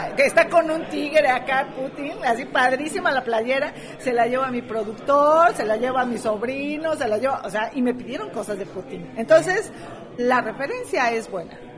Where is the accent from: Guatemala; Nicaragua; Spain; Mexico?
Mexico